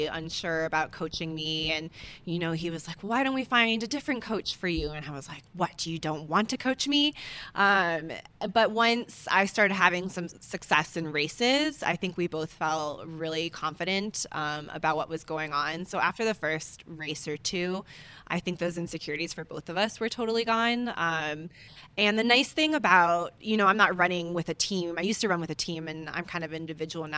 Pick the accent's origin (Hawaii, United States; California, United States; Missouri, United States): Hawaii, United States; moved away as an adult; now in Boulder, United States; I grew up in Hawaii, so I remember running around dirt tracks, barefoot